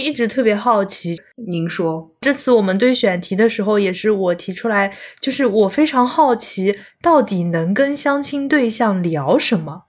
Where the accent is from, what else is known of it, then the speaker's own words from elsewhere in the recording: Zhejiang, China; also born or lived in Chengdu; 当时是在成都，我是浙江人嘛，然后在成都是大概住了一年好像，就听不懂他们的方言，然后听不懂川普